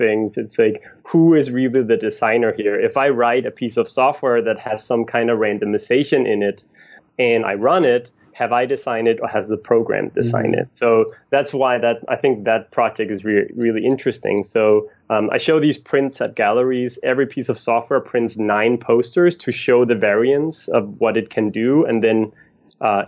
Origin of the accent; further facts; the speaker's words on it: a little north of Copenhagen, Capital Region of Denmark, Denmark; moved away as an adult; now in New York, United States; I'm from Copenhagen, Denmark, a little north of Copenhagen, Denmark, and moved to New York in 2009